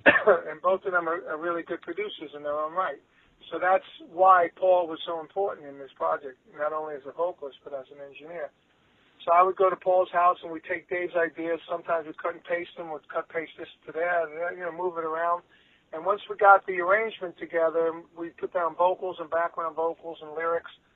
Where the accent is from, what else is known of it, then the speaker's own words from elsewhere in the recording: New York City, New York, United States; also born or lived in Staten Island; Well, I grew up in Brooklyn.